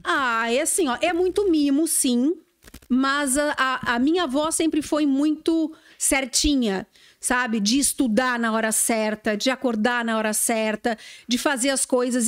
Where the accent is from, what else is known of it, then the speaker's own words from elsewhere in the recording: Santa Vitória do Palmar, Rio Grande do Sul, Brazil; moved away; eu sou gaúcha, eu sou de Santa Vitória do Palmar